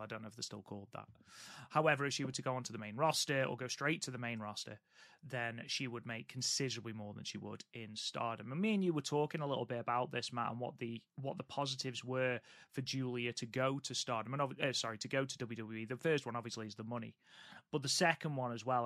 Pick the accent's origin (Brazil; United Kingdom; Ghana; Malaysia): United Kingdom; England; I am English.